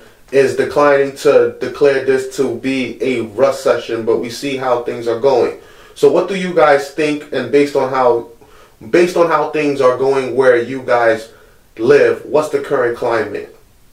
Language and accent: English; New York City, New York, United States; We're from Canarsie